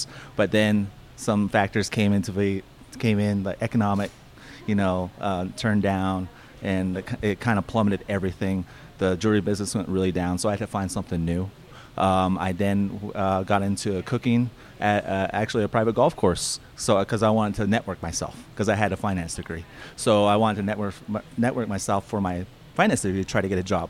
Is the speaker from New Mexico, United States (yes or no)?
yes; Navajo, New Mexico, United States; moved away as an adult; now in Flagstaff, United States; I'm originally from Navajo, New Mexico. It's a little small town north of Fort Defiance, Arizona